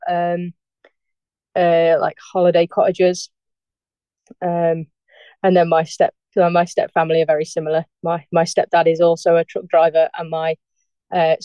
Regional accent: Darley Dale, East Midlands, United Kingdom; So I was born in Darley Dale, which is a like a cottage hospital that used to be in the Derbyshire Dales

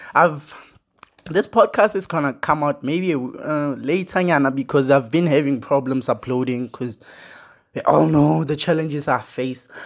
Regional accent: Limpopo, South Africa; I'm from Limpopo. I know I'm, I'm from Limpopo

